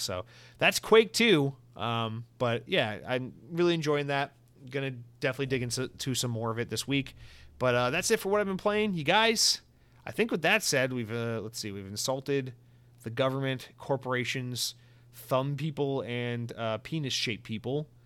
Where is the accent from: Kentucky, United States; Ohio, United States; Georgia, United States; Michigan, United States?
Georgia, United States; Atlanta; I'm from Atlanta.